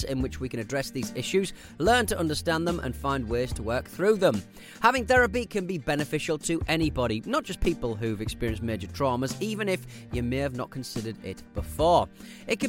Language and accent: English; Australia; I'm an Australian rambler listening to your show, and as a bloke with both English and Scottish ancestry